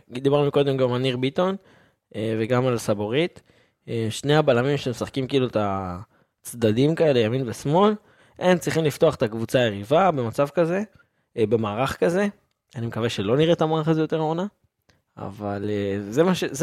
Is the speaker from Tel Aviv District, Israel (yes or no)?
no; Ashdod, Southern District, Israel; אני גדלתי פה, אני גדלתי באשדוד, אני לא חוגג.